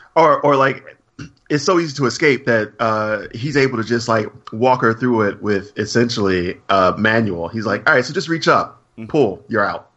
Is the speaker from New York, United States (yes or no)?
no; Alabama, United States; I'm from Alabama